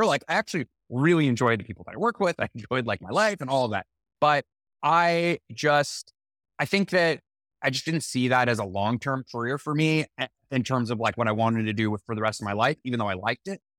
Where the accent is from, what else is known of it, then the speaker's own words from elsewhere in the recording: Los Angeles, California, United States; my hometown